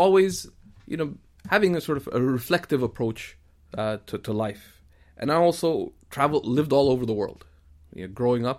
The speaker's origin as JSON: {"language": "English", "country": "Canada", "said": "there are multiple identities that I could connect with, being Canadian, being of Pakistani origin, being of Indian roots, etc., ultimately it's that I am Muslim."}